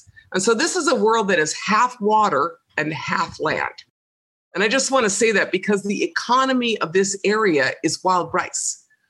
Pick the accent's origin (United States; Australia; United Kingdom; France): United States; White Earth Reservation, Minnesota; I'm Bear Clan, and I'm from Gawababani Kog, Ishkanaganing. I'm from White Earth Reservation. I'm Anishinaabe. And I am a Mississippi Band Ojibwe, which is, part of my treaty designation.